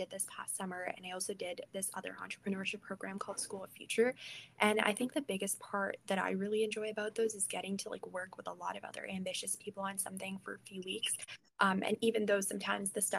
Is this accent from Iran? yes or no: yes; Iran; moved away; I am like originally from Iran